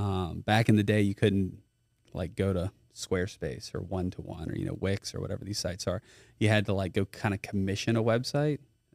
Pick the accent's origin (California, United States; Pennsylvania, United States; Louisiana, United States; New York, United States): Louisiana, United States; Baton Rouge; I am from Baton Rouge. Went to Dunham for a while. Finished at U High.